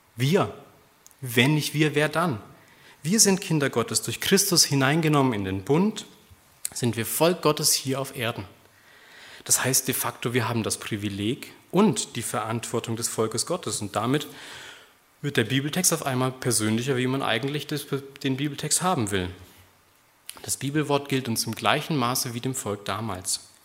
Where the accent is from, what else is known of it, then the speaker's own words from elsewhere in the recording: Germany; Wir sind als Deutsche